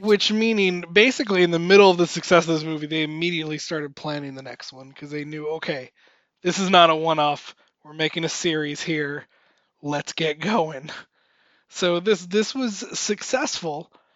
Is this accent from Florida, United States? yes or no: yes; Miami, Florida, United States; moved away; my hometown of Miami